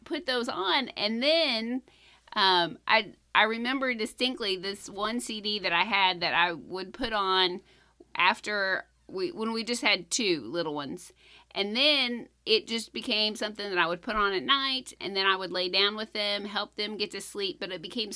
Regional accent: Kentucky, United States; I grew up in Kentucky

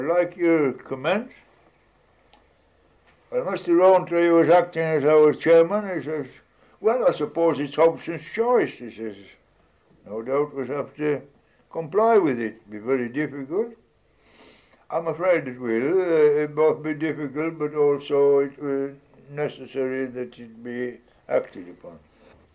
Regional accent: Hawes, Yorkshire and the Humber, United Kingdom; I says, Hawes in Upper Wensleydale in the Yorkshire Dales.

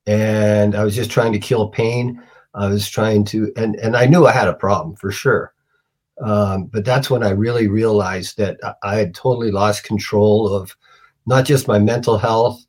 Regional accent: Canada; I'm Canadian

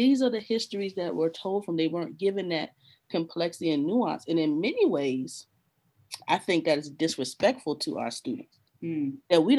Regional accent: 10 minutes from Point Comfort, Virginia, United States; moved away; also born or lived in Arlington, Virginia; 10 minutes from where I grew up, Point Comfort

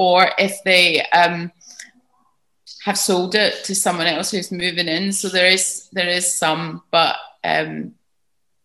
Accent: Glasgow, Scotland, United Kingdom; moved away; also born or lived in London / Armona, Portugal; I'm from Glasgow

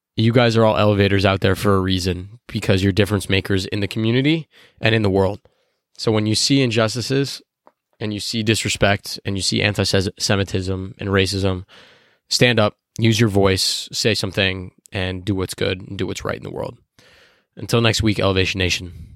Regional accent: Chicago, Illinois, United States; I'm from Chicago

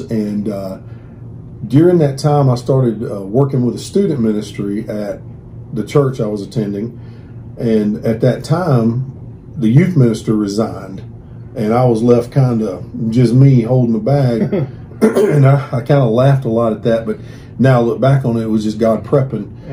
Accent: Carrollton, Georgia, United States; I grew up in Carrollton, Georgia, out in the country

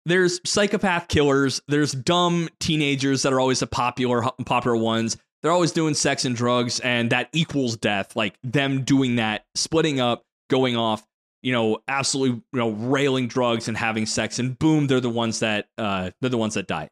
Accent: United States; an American viewer

